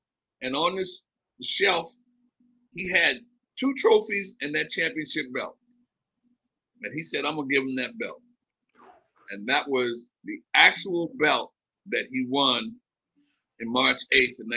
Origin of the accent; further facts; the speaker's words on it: Philadelphia, Pennsylvania, United States; moved away as an adult; also born or lived in New York; a hood rat from West Philly